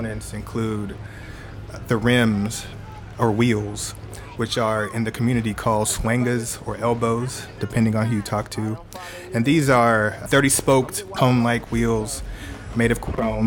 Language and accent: English; Houston, Texas, United States; Born and raised Houston, Texas, the South Side